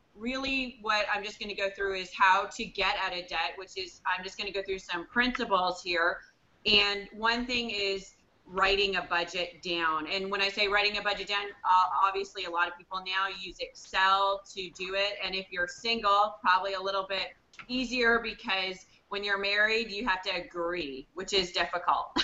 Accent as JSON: {"language": "English", "country": "Canada", "said": "I'm in Canada, I'm Canadian"}